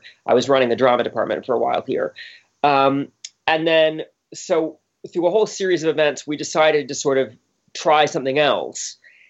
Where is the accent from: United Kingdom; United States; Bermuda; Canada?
Bermuda; I grew up in Bermuda of all places, which is a British colony.